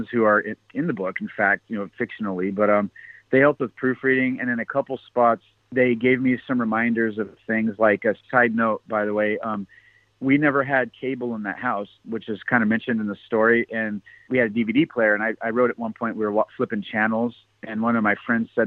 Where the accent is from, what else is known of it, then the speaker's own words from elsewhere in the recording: Washington, United States; I'm from Washington State